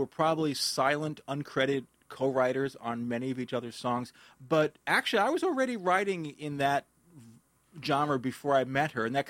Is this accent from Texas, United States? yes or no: no; New York City, New York, United States; moved away as an adult; now in New Jersey, United States; I grew up in the Bronx, and I've been saying that Jersey is, you know, it's a temporary thing. But at a certain point, when I've lived longer in New Jersey than New York, I can't say that.